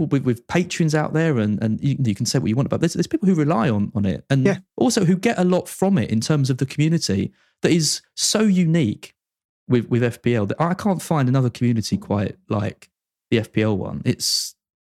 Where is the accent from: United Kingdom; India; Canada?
United Kingdom; Essex, East of England; it's in my hometown.